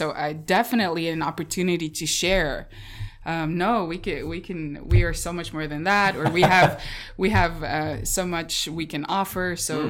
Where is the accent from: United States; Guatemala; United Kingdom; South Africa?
South Africa; moved away as an adult; now in Ulsan, South Korea; I was raised in a quasi-Christian, like we're born in South Africa, we're a Christian nation. We all go to school, we all go to church. But I became born again of my own volition when I was 17.